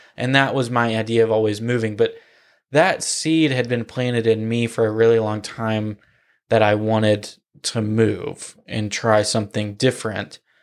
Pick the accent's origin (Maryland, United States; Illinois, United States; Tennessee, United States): Tennessee, United States; Nashville; moved away as an adult; now in Florida, United States; I grew up in Nashville. I was born in Nashville